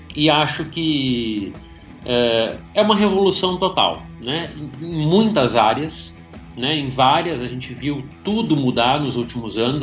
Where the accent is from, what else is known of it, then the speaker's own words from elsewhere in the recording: Rio Grande do Sul, Brazil; moved away as an adult; also born or lived in Caxias do Sul; cidade do interior do Rio Grande do Sul, né, uma cidade de 30 mil habitantes